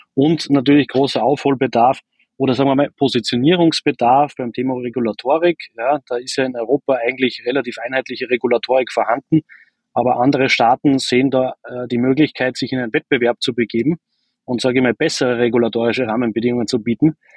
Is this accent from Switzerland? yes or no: no; Austria; das bewerben wir halt oft nicht als, als Österreicher